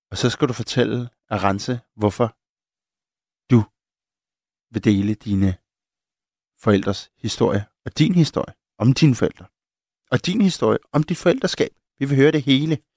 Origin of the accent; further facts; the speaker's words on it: Copenhagen, Capital Region of Denmark, Denmark; Og jeg er ikke jøde. Jeg er københavner.